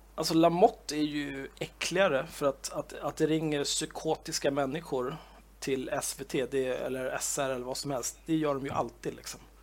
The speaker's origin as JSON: {"language": "Swedish", "town": "Stockholm", "region": "Stockholm County", "country": "Sweden", "tie": "born or raised there", "said": "född och uppvuxen i Stockholm, den kungliga huvudstaden"}